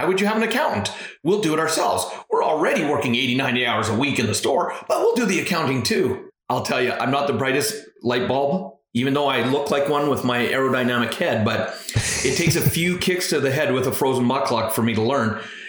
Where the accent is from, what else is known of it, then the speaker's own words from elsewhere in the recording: Alberta, Canada; also born or lived in British Columbia; Yeah, you know, I was born actually in British Columbia, but lived most of my life in Alberta, and I'm the youngest of four.